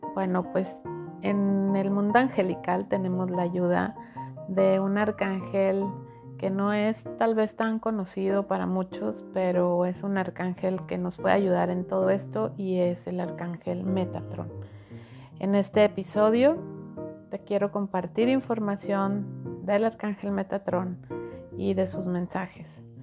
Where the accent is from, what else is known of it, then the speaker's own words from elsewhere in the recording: Mexico; yo soy mexicana, yo estoy en México, en, en Monterrey